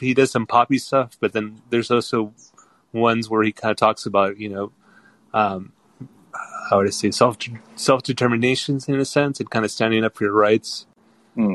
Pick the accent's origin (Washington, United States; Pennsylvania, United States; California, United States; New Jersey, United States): California, United States; Northern; I grew up in Northern California, so I kind of grew up in like in a big party with different cultures.